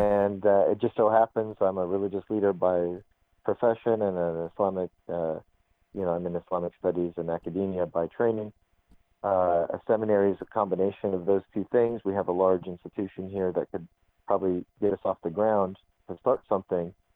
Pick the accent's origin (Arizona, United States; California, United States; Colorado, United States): Arizona, United States; I'm an American kid from Arizona